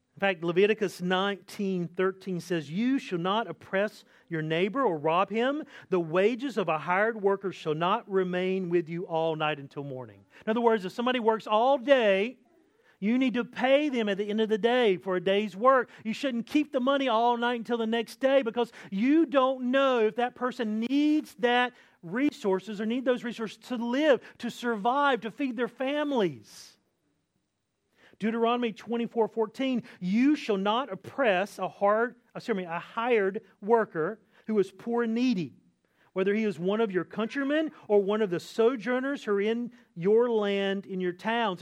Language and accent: English; Eastern North Carolina, United States; I grew up in Eastern North Carolina